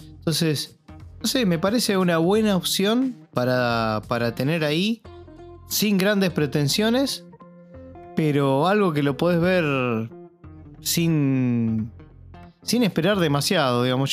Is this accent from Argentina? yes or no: yes; Argentina; acá en Argentina